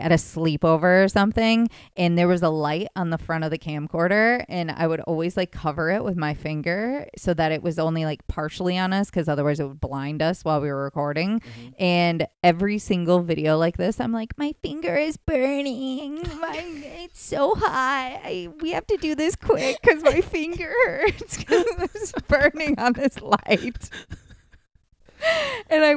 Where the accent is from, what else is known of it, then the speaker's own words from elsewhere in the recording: Grand Rapids, Michigan, United States; also born or lived in Zeeland, Michigan; I was originally from Grand Rapids